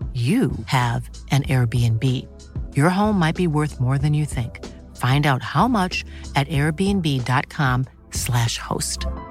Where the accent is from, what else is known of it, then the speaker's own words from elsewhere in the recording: East Texas, United States; moved away; I grew up in East Texas